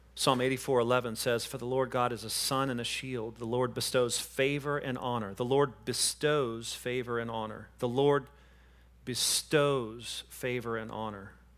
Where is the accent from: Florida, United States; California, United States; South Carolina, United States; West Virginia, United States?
Florida, United States; Panama City Beach; I'm from Panama City Beach